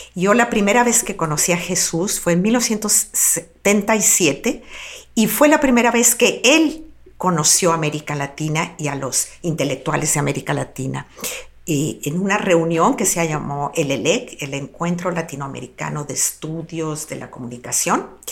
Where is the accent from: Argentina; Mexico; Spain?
Mexico; Guadalajara, Jalisco; soy local, soy comunicóloga y soy profesora de la Universidad de Guadalajara